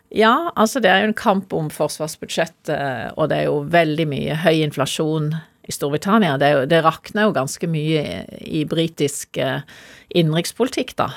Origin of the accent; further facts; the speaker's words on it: Norway; jeg er norsk